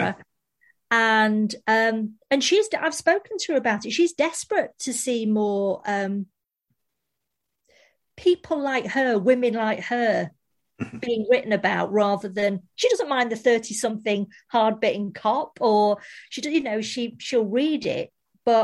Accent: Manchester, North West England, United Kingdom; moved away; we were just like two normal girls from Manchester

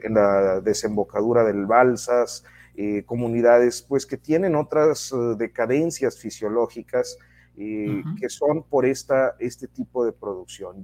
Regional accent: Mexico; somos los mexicanos

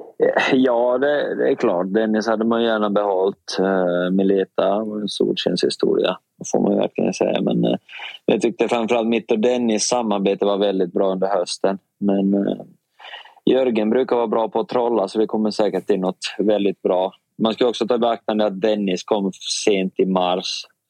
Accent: Finland; now in Sweden; jag är finsk och lite rakare

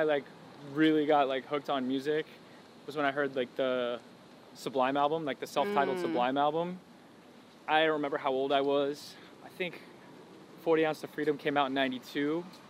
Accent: Jupiter, Florida, United States; moved away as an adult; also born or lived in Orlando, Florida; now in Los Angeles, United States; I moved here 7 years ago. And man, growing up in Jupiter, Florida, you're just like so sheltered from all this stuff.

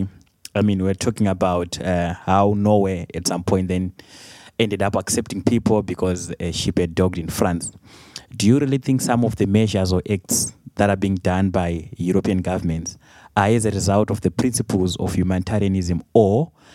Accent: Zimbabwe; moved away; I come from Zimbabwe

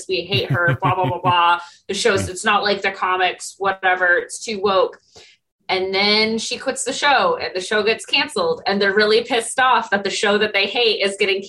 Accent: Michigan, United States; I'm from Michigan

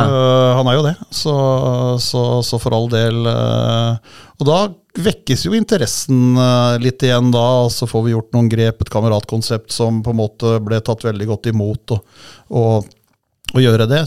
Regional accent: Holmestrand, Vestfold, Norway; now in Hamar, Norway; jeg er jo opprinnelig fra Holmestrand, og i Vestfold så hadde vi jo svensk TV, så jeg er jo født og oppvokst med TV-pucken.

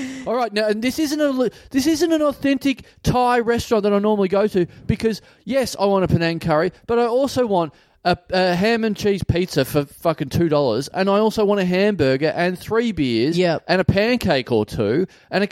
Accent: Australia; moved away; Maribor, my hometown

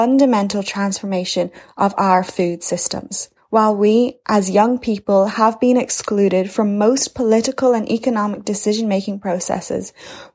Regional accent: County Cork, Munster, Ireland; I'm from a little town in the south west coast of Ireland in County Cork

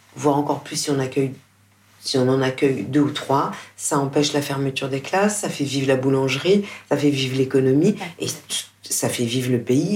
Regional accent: France; je suis française

